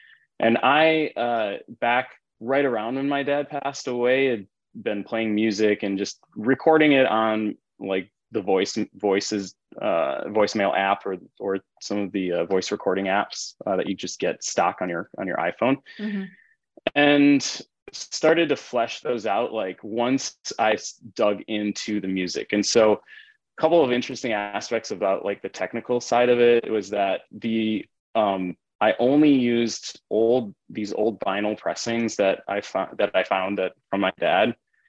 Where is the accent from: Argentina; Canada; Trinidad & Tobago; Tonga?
Tonga; now in United States; Again, I was an immigrant from Tonga.